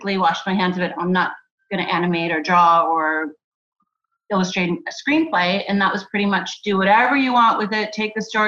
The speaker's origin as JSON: {"language": "English", "country": "Germany", "tie": "born or raised there", "moved": "yes", "said": "I'm from Germany. I grew up there"}